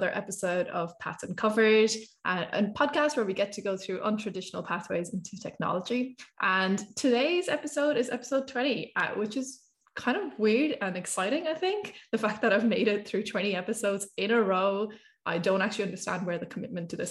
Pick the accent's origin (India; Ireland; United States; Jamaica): Ireland; I grew up in Ireland.